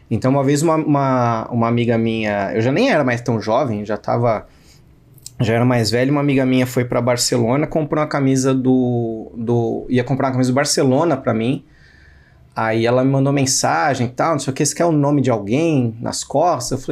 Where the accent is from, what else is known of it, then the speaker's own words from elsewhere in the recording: São Paulo, Brazil; eu falo mal de paulistano mesmo, sendo paulistano.